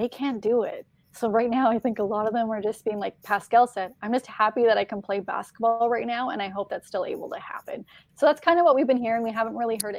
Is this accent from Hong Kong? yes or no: no; Canada; I'm from Canada